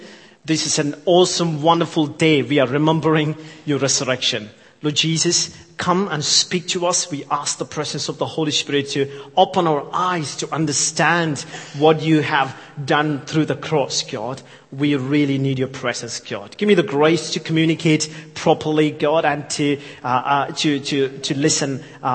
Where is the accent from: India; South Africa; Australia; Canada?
India; accent: thick Yorkshire with English Indian mix; I know I'm from India, so my accent is thick Yorkshire with the English Indian mix, spice, you know, it's a very, you know, very mix.